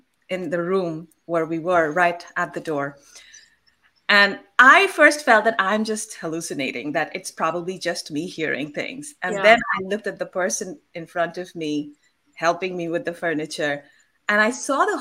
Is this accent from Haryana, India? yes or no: no; Kolkata, West Bengal, India; I come from Calcutta and I was born there